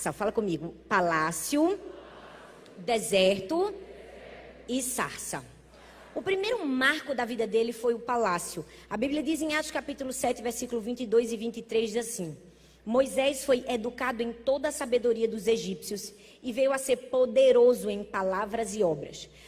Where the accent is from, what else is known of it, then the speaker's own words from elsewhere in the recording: Northeast Region, Brazil; Ah, pois bem, eu sou nordestina. Nordestina é animado.